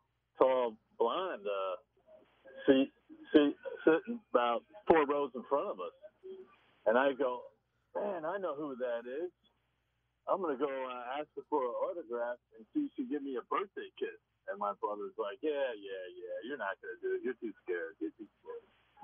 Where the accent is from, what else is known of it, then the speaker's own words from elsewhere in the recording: New York area, United States; I grew up in the New York area.